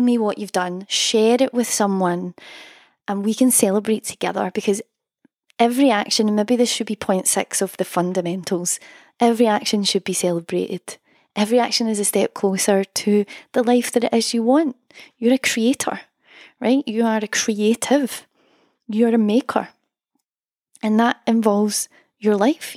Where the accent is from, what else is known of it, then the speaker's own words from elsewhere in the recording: Scotland, United Kingdom; accent: Scottish; my Scottish accent